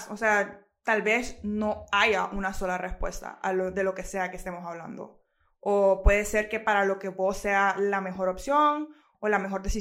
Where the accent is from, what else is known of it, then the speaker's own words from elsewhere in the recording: Honduras; soy de Honduras, soy estudiante de arquitectura